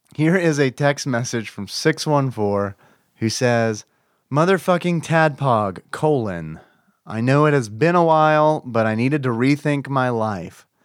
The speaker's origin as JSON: {"language": "English", "region": "the South", "country": "United States", "accent": "southern", "said": "I hear my southern accent"}